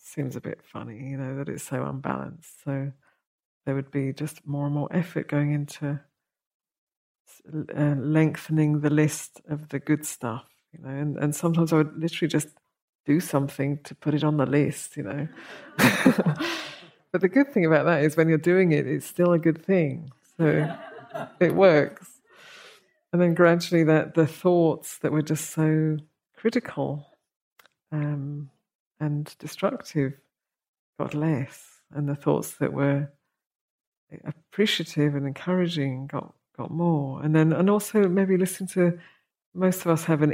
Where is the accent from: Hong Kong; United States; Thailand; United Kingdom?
United Kingdom; we're British